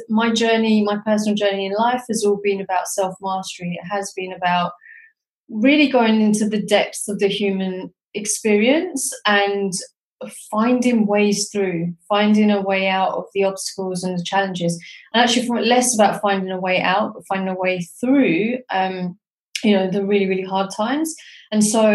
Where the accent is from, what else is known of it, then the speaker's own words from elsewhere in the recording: London, United Kingdom; also born or lived in Pakistan (ancestry) / South East England; now in Edinburgh, United Kingdom; I was born in London, and my family are originally from Pakistan. And myself, I live in Scotland, in Edinburgh.